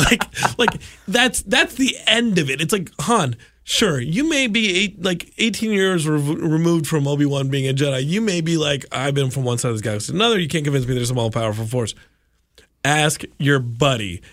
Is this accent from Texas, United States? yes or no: yes; Austin, Texas, United States; I grew up in Austin